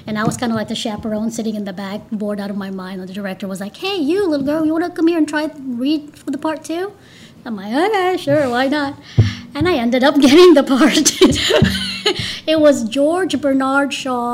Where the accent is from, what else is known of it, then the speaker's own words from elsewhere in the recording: Cebu City, Central Visayas, Philippines; moved away as an adult; also born or lived in California; now in Pensacola, United States; I'm originally from the Philippines. I was born and raised in Cebu.